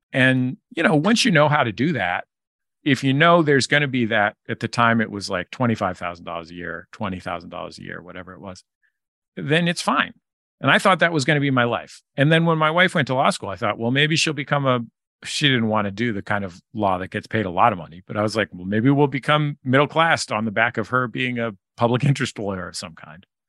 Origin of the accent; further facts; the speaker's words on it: San Francisco, California, United States; now in Los Angeles, United States; I grew up in San Francisco in the Mission District